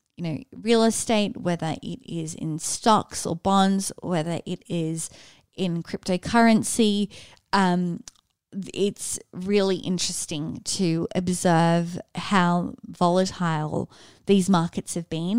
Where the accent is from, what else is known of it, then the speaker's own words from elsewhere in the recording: Sydney, New South Wales, Australia; moved away as an adult; also born or lived in Austin; born and raised in Sydney